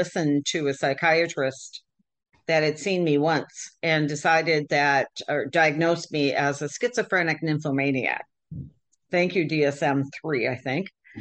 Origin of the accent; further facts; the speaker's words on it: Michigan, United States; I grew up in Michigan in the Midwest